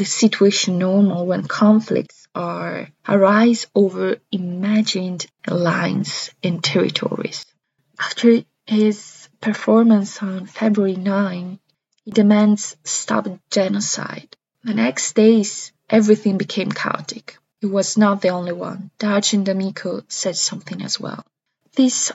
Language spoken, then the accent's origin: English; Italian-speaking Switzerland, Switzerland; I was born and raised in the Italian-Swiss regions